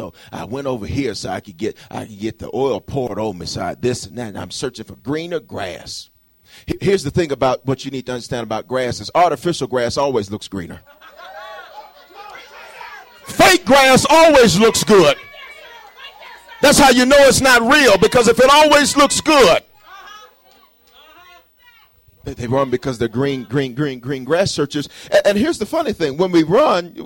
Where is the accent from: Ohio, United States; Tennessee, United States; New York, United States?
Tennessee, United States; Memphis; now in Colorado, United States; I grew up in Memphis and on Sella Street, 930 something Sella Street.